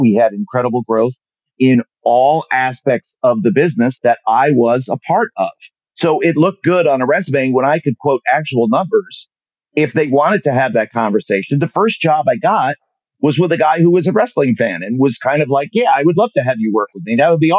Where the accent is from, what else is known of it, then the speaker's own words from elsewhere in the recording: Germany; I'm on TV. I'm from Germany. What is this?